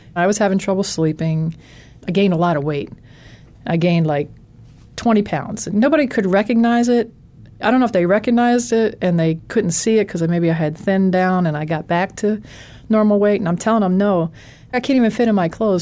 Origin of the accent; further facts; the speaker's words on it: Philadelphia, Pennsylvania, United States; I'm from Philadelphia